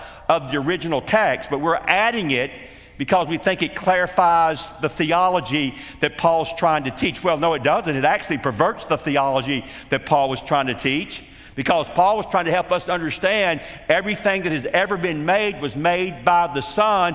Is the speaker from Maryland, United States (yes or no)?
no; Atlanta, Georgia, United States; as a little boy in a church growing up in Atlanta, Georgia